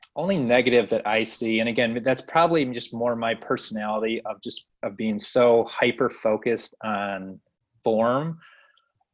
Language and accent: English; Michigan, United States; now in Kentucky, United States; I'm from Michigan originally